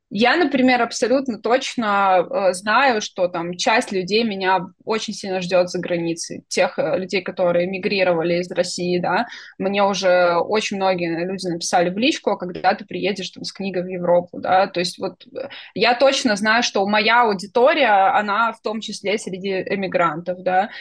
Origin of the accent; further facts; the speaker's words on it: Belarus; я белоруска.